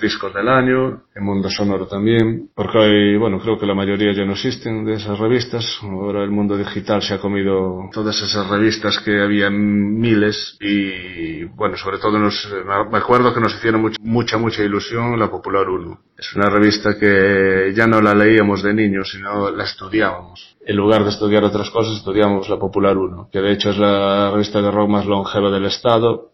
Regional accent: Galicia, Spain; somos gallegos, eh, nuestros antepasados son celtas

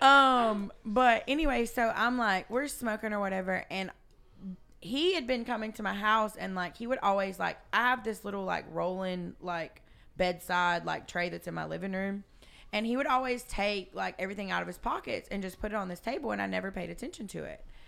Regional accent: South Georgia, United States; I was raised in South Georgia

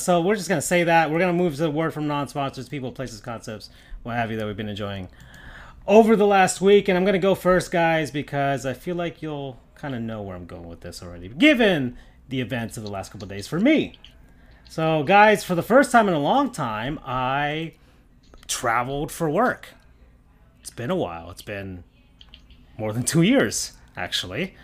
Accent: Florida, United States; we're from Florida

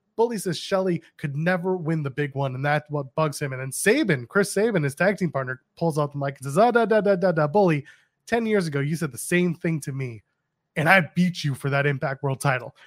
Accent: Canada; I'm a Canadian

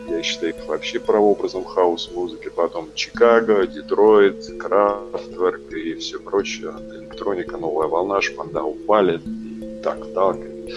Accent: Saint Petersburg, Russia; also born or lived in Kostroma / Germany / Moscow; Ну, смотри, я родился в Питере на Петра Лаврова напротив американского посольства. Потом, да, какое-то время родители военные. Я первые несколько классов был в Костроме, потом Питер, потом Германия, потом опять Питер, потом Москва.

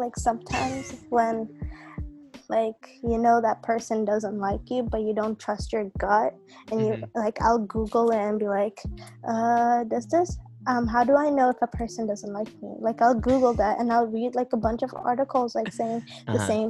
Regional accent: Dar es Salaam, Tanzania; English is a second language; See, the thing with me is I was born and raised in Dar es Salaam, Tanzania.

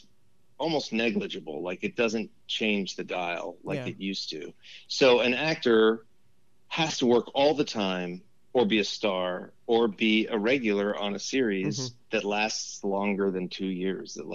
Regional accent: Los Angeles, California, United States; born or raised there; also born or lived in Westwood / Encino / New York

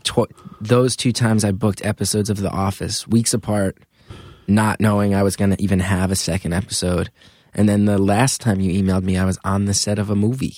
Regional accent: northern New Jersey, United States; now in Brooklyn, United States; I grew up in New Jersey and went to Rutgers

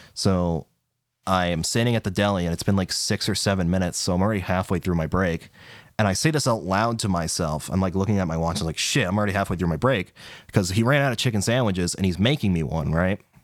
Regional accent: New England, United States; I'm from New England, so I have to watch the Ted Show

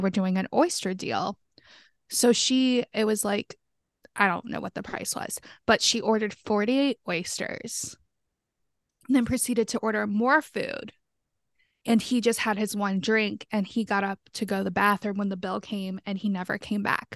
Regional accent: the South, United States; moved away; I'm from the South

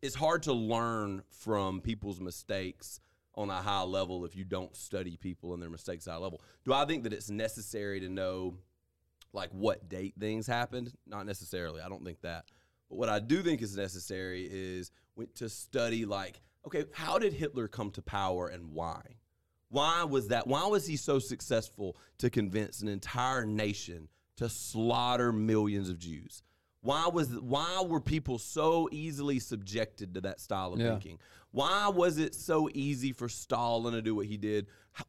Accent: United States; We're American.

